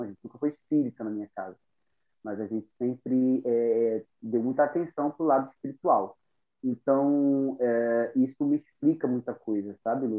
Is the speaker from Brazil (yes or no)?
yes; Recife, Pernambuco, Brazil; moved away; also born or lived in London; na Estância, que é o bairro onde eu cresci